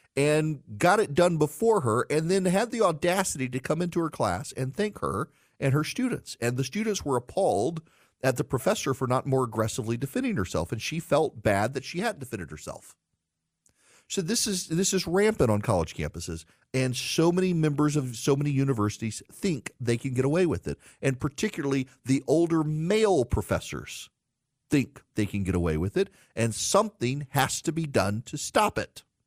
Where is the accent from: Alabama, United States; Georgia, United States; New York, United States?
Georgia, United States; in my home state of Georgia